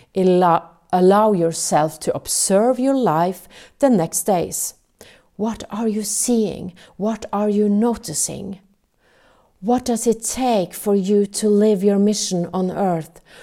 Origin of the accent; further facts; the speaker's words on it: Norway; English is a second language; I'm from Norway.